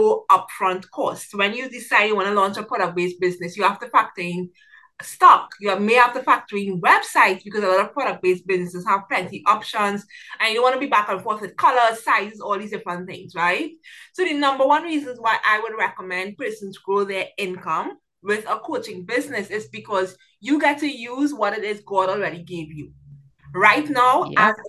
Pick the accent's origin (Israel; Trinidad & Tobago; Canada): Trinidad & Tobago; I'm from Trinidad and Tobago, so I work with a lot of people throughout the Caribbean